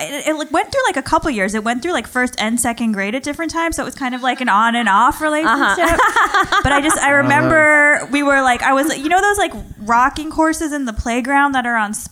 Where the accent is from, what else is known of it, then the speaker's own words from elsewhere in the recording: Long Beach, New York, United States; I'm from Long Island, Long Beach.